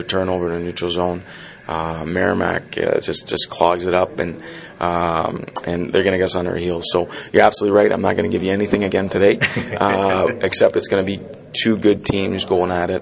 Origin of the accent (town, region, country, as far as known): Montreal, Quebec, Canada; born or raised there; moved away; also born or lived in North Andover, Massachusetts